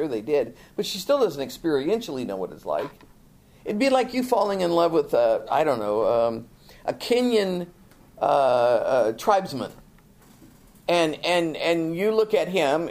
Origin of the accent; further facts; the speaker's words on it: United States; we're Americans, but we're such a melting pot